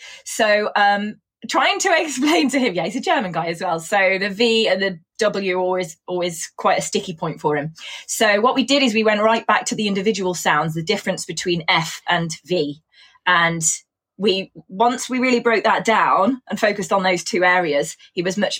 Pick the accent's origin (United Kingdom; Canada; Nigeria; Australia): United Kingdom; Coventry, West Midlands; accent: Coventry; when I grew up in Coventry, I had a really thick Coventry accent, and it's quite easy to tease people with that accent.